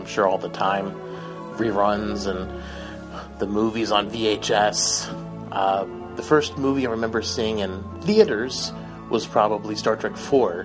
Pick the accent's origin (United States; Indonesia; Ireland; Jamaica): United States; Buffalo, New York; I'm from Buffalo, New York.